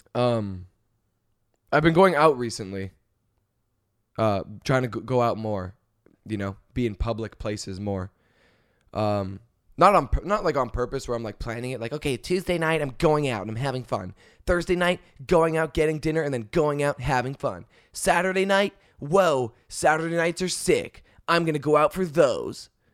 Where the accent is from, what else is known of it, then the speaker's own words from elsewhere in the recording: Canada; moved away; I'm Canadian.